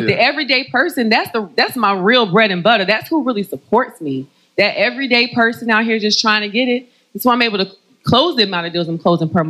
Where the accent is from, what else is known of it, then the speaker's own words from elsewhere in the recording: North Carolina, United States; Know I'm from North Carolina.